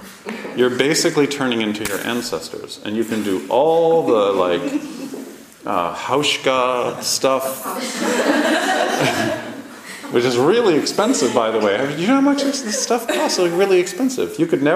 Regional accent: Toronto, Ontario, Canada; all the last names are the same last names as all the people I grew up with in Canada, in a small Jewish community in Toronto.

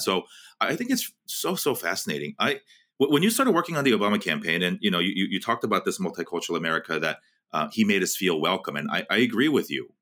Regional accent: West Coast, United States; I grew up on the West Coast

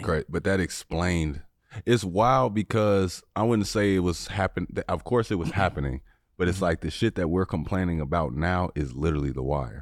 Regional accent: Oak Park, Illinois, United States; didn't know I was from Oak Park when I was a kid

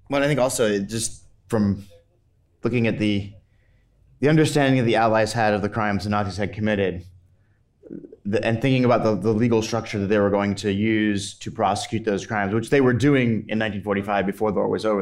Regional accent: United States; as an American

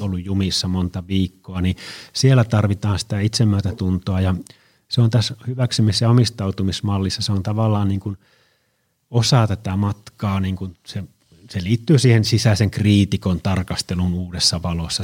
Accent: Oulu, North Ostrobothnia, Finland; now in Tampere, Finland; mä olen Oulusta kotoisin ja mä käyn siellä joskus

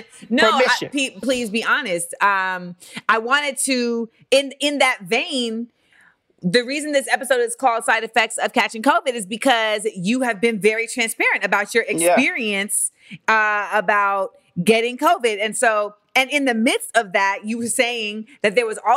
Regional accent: Orlando, Florida, United States; I'm from Orlando

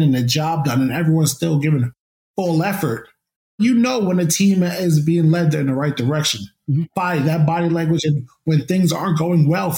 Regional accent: Woodbridge, New Jersey, United States; my hometown of Woodbridge, New Jersey

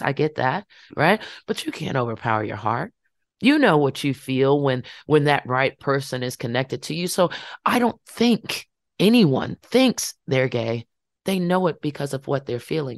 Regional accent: Farmville, Virginia, United States; happened in my hometown

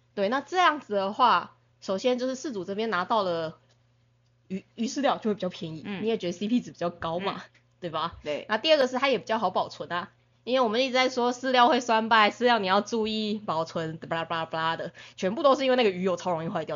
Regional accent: Tainan, Taiwan; 因为我们是台南人嘛，嗯哼。所以说就我们就是，我们是归人，我们是永康这样子

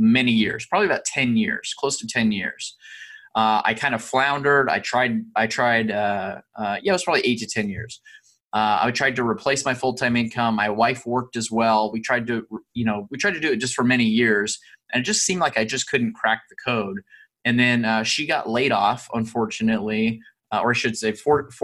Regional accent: Southern California, United States; I grew up in Southern California

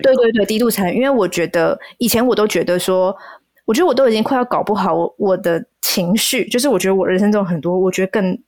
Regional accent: Taiwan; 我身在台湾，然后我在哪里出生

